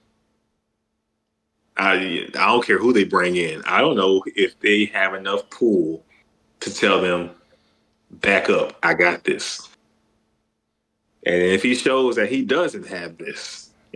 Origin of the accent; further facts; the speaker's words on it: Mississippi, United States; We're from Mississippi